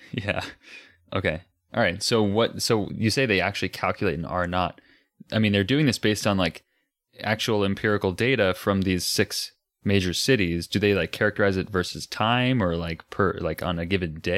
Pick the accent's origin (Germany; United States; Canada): United States; I'm American